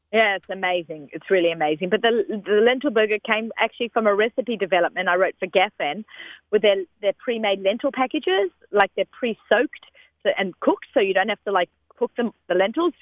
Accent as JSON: {"language": "English", "country": "Australia", "tie": "born or raised there", "moved": "yes", "said": "growing up in Australia"}